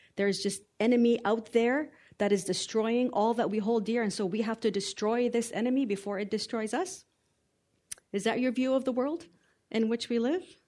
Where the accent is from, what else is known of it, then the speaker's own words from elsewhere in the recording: Canada; also born or lived in Lebanon; I was raised here in Canada.